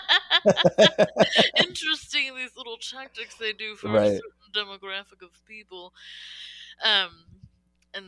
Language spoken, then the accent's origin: English; California, United States; we're both from California